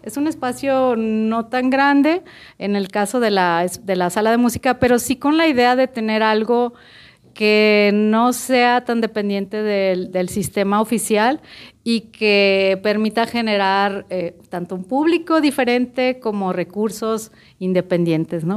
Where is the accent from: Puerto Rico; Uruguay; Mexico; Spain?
Mexico; Culiacán, Sinaloa; now in Guadalajara, Mexico; Yo soy de Culiacán, Sinaloa, soy culichi